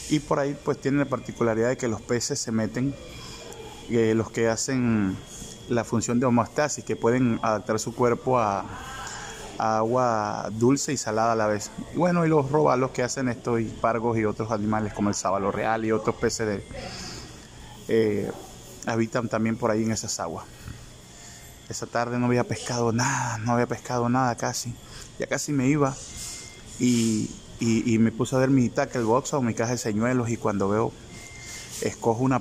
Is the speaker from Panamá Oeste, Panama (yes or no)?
yes; La Chorrera, Panamá Oeste, Panama; se llama así eh, La Chorrera, mi pueblo de acá de Panamá por la cantidad de muchos chorros o saltos de aguas que existen en el lugar